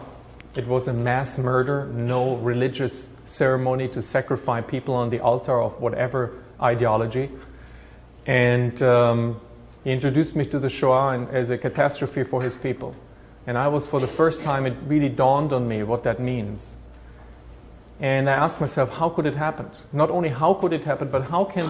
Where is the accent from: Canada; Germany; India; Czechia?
Germany; Bamberg, Bavaria; moved away as an adult; now in United States; in Bamberg, in my hometown, I was looking for a Jewish community